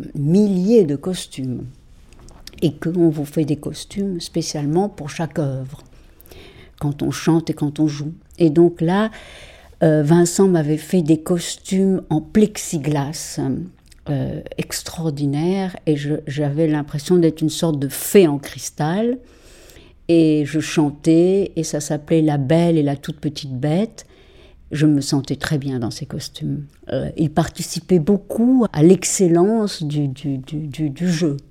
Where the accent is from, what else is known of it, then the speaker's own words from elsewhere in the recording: Mexico; moved away as an adult; also born or lived in Paris, France; now in France; j'ai été élevée au Mexique